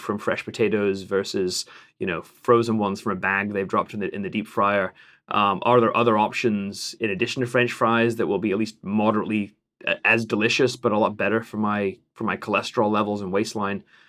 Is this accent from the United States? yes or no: no; England, United Kingdom; as an Englishman